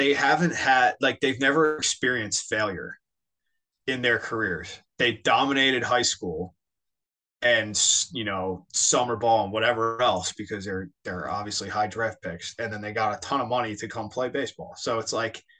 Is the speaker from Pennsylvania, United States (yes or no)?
yes; Philadelphia, Pennsylvania, United States; now in Florida, United States; I'm from Philadelphia. Like, it's how I grew up. I grew up intense